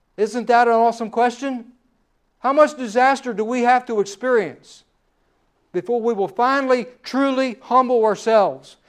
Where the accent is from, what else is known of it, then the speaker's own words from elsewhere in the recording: United States; We are an American